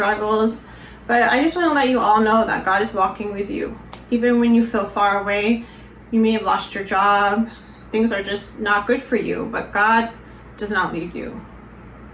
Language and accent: English; Colorado, United States; I grew up in Colorado and was very involved in my church.